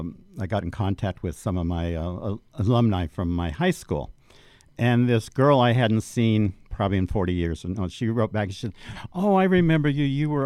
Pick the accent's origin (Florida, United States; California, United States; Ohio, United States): California, United States; Orange County; I grew up in Orange County.